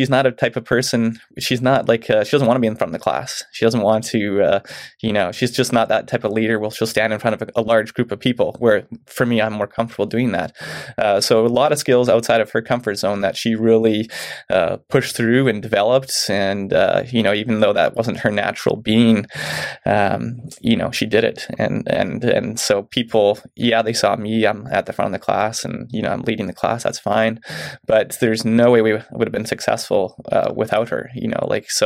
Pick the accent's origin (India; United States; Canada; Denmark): Canada; Mission, British Columbia; moved away as an adult; now in Chilliwack, Canada; I grew up in Mission